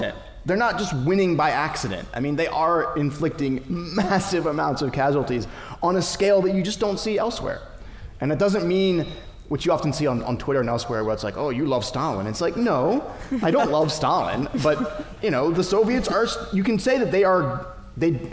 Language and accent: English; United States; my home country